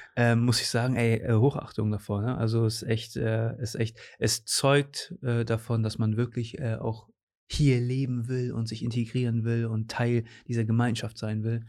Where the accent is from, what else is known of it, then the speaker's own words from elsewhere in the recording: Cuxhaven, Lower Saxony, Germany; also born or lived in Portugal / Osnabrück; Ich bin in Cuxhaven sogar geboren. Ich okay. bin hier geboren, war dann mit 13 für drei Jahre weg